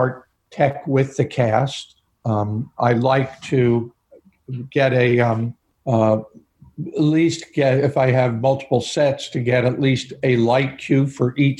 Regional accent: Harrison, New York, United States; I was raised just outside of New York City in the suburbs

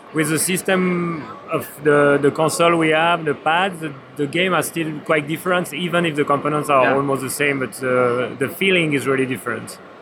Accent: Switzerland; I'm also come from Switzerland

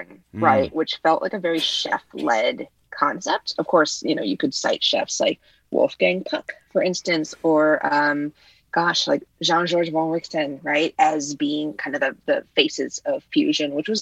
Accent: Illinois, United States; first language Vietnamese; English is a second language; Vietnamese was my first language, and I was born in Illinois, but I was raised by my grandparents

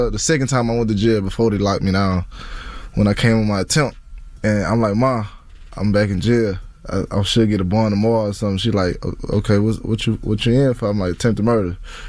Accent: Baton Rouge, Louisiana, United States; Baton Rouge, Louisiana.

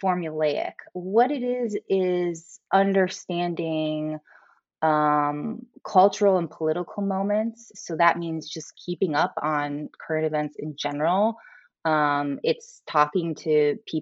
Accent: St. Louis, Missouri, United States; I grew up in the Midwest, I grew up in St. Louis, Missouri.

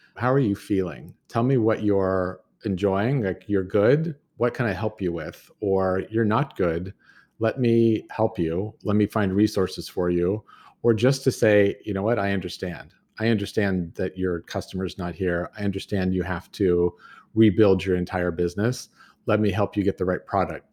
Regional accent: United States; my grandfather and growing up in Tahoe

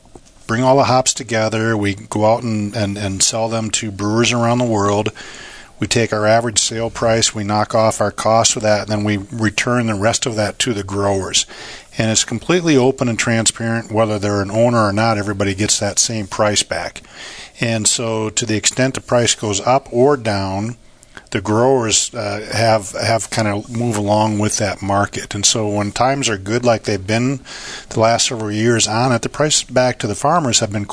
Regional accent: Minnesota, United States; moved away as an adult; also born or lived in Singapore / China; now in Yakima, United States; I grew up on a farm in Minnesota

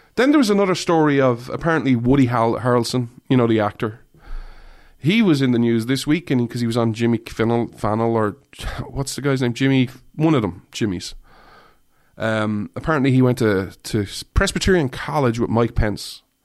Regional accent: Ireland; I say this as an Irish person who doesn't really drink

